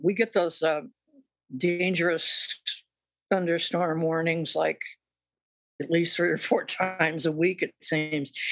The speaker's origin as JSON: {"language": "English", "town": "Westminster", "region": "California", "country": "United States", "tie": "born or raised there", "said": "I grew up in Westminster, California"}